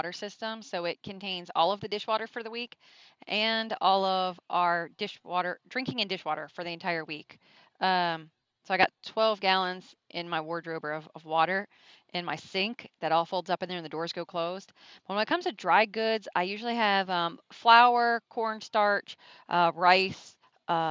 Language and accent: English; Maryland, United States; I'm from Maryland